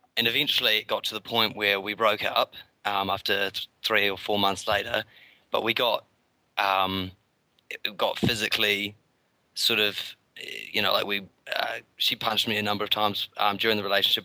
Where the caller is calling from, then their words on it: New Zealand; also born or lived in Christchurch; I'm calling from New Zealand, so it's pretty early in the morning.